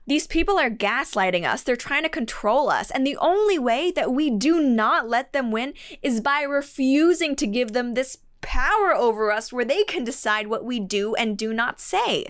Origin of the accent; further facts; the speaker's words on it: Canada; As a Canadian